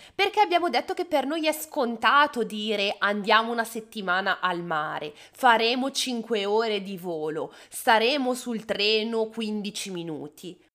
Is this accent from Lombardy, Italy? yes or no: yes; Bergamo, Lombardy, Italy; Io sono di Bergamo